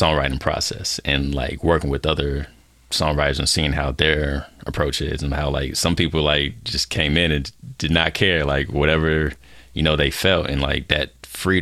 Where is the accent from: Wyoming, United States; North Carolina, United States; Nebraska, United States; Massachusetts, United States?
North Carolina, United States; Fayetteville; now in Dallas, United States; I'm based out of Dallas, Texas right now. I'm originally from Fayetteville, North Carolina